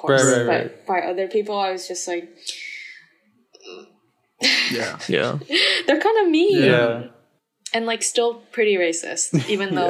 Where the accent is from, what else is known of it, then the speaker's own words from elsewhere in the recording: United States; I was from the States